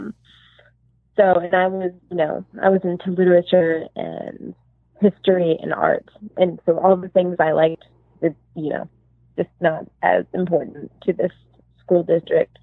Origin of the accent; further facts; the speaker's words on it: Los Angeles, California, United States; also born or lived in suburb of Chicago, Illinois; I was born in Los Angeles at Cedars-Sinai Hospital in West Hollywood